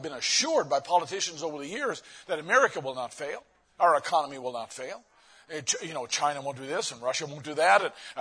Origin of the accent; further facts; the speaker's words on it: Newfoundland and Labrador, Canada; now in United States; My hometown was the nearest town to the sinking of the Titanic.